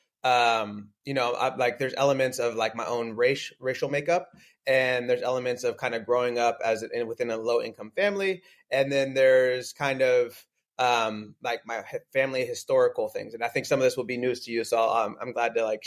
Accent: Northern California, United States; also born or lived in San Diego; I'm originally from Northern California

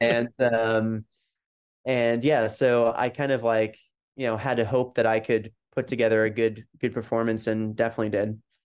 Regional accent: New Jersey, United States; I was born and raised in New Jersey

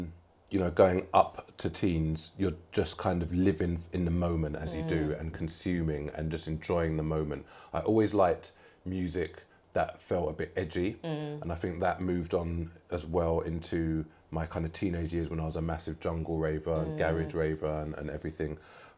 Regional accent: London, United Kingdom; And then the kind of growing up in London mm. as a Londoner.

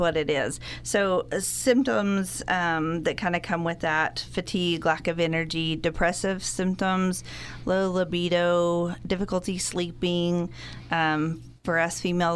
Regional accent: Borger, Texas, United States; now in Amarillo, United States; I was born and raised in Borger, haven't made it very far. I live in Amarillo now

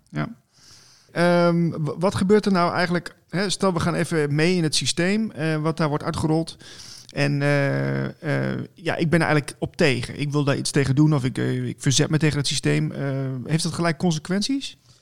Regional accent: Netherlands; als Nederlanders zijn eerder van we gaan de barricades op

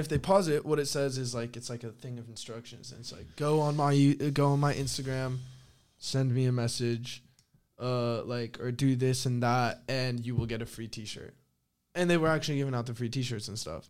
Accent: northern Spain, Spain; moved away; I'm from the North

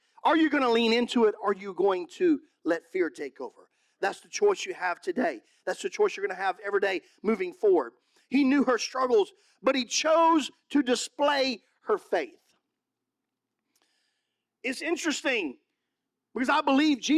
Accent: Mississippi, United States; moved away; also born or lived in California; I'm from Mississippi.

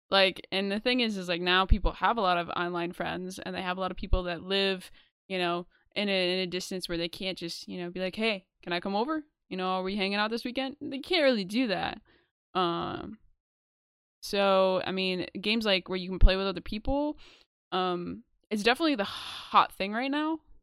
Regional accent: New York, United States; we're from New York

